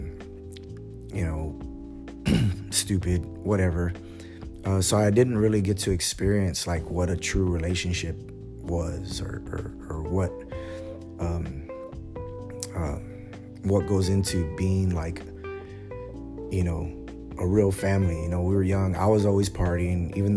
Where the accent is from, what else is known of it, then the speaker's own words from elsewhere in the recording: San Antonio, Texas, United States; I'm from San Antonio